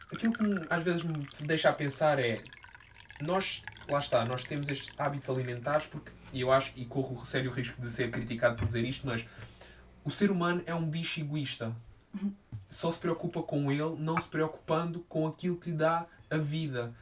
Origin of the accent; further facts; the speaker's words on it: Quarteira, Algarve, Portugal; now in Lisbon, Portugal; da cidade onde eu sou, de Quarteira